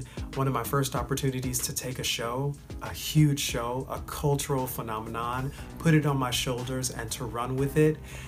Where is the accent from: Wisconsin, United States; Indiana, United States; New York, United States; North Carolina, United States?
Indiana, United States; Gary; moved away; also born or lived in Wichita, Kansas / Chicago, Illinois; my hometown of Gary, Indiana